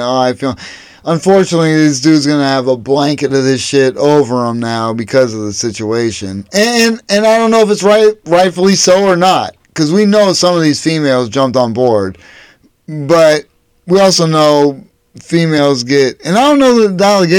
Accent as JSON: {"language": "English", "town": "Erie", "region": "Pennsylvania", "country": "United States", "moved": "yes", "lives_now": "Cleveland, United States", "said": "I'm from Erie, Pennsylvania"}